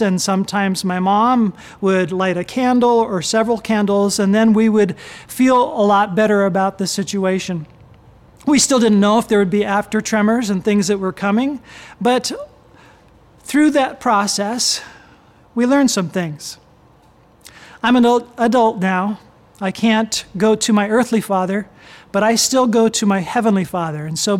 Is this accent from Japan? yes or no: yes; Japan; I grew up in Japan. My parents were missionaries.